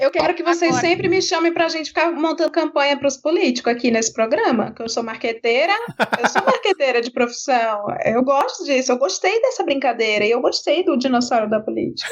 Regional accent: Ceará, Brazil; moved away; Eu sou cearense, fui. De, morei muito tempo num estado governado pela família Ferreira Gomes

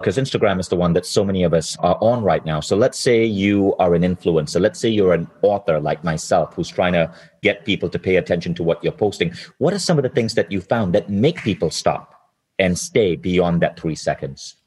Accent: Malaysia; now in Estonia; I live in Estonia now, but I was born in Malaysia.

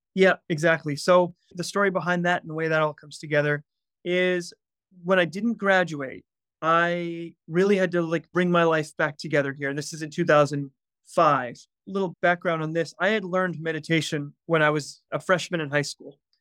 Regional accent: outside Atlanta, Georgia, United States; I grew up in Atlanta, Georgia, about, well, twenty, thirty minutes outside of Atlanta.

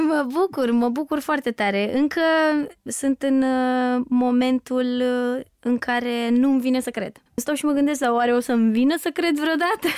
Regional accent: Neptun, Constanța County, Romania; copilăria mea la Neptun

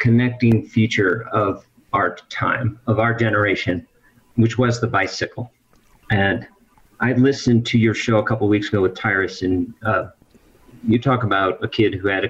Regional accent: Midwest, United States; moved away; the hometown where I grew up in the Midwest

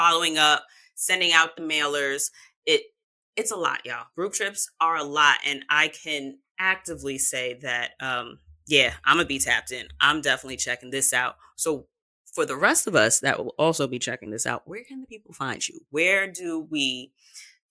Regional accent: New York City, New York, United States; I'm from New York. So, New Yorkers are kind. I'm from Queens. Southside, we outside.

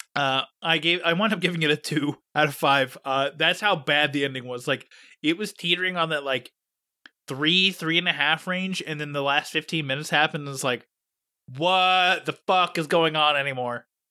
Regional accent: Pittsburgh, Pennsylvania, United States; Pittsburgh, my hometown

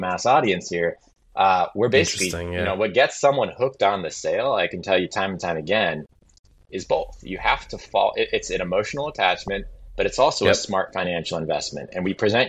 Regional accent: New England, United States; I grew up in New England

